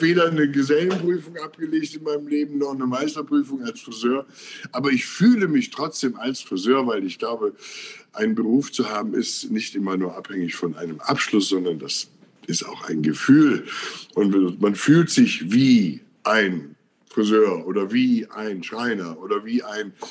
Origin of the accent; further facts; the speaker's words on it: Willich, North Rhine-Westphalia, Germany; ich bin hier auf dem Land groß geworden. Also Willig heißt der Ort zwischen Krefeld und Mönchengladbach